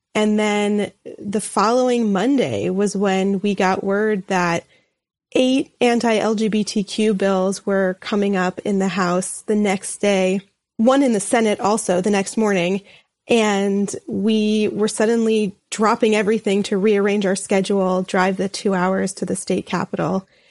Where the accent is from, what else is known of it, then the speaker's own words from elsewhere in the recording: New York City, New York, United States; moved away as an adult; now in St. Louis, United States; in the community in particular that I was from in Brooklyn.